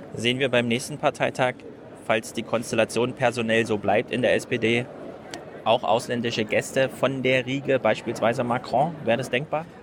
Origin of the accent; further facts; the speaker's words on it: Frankfurt, Hesse, Germany; als Frankfurter